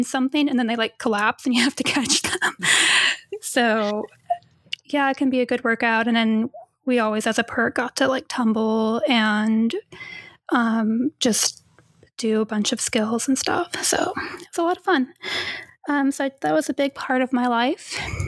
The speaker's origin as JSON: {"language": "English", "town": "Vacaville", "region": "California", "country": "United States", "tie": "born or raised there", "also_born_or_lived": "Petaluma, California / Long Beach, California", "moved": "as an adult", "said": "I grew up for most of my childhood in Vacaville"}